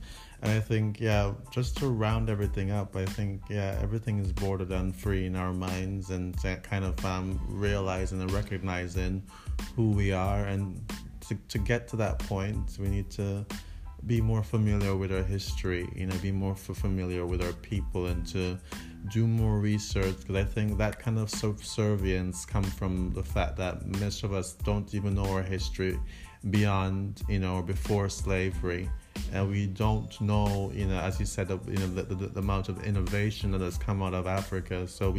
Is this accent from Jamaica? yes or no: yes; Jamaica; I'm very bad at even doing a Jamaican accent, and I'm Jamaican.